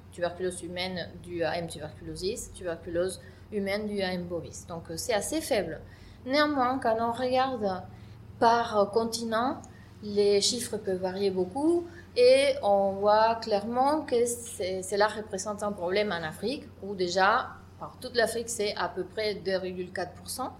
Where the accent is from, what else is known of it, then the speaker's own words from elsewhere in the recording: Argentina; French is a second language; moved away as an adult; also born or lived in Buenos Aires, Argentina; now in France; je suis une microbiologiste qui a fait ses études dans mon pays d'origine qui est l'Argentine à l'Université de Buenos Aires